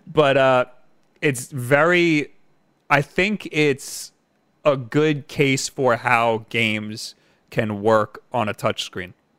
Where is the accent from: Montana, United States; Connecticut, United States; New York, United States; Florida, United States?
New York, United States; Long Island; I'm from New York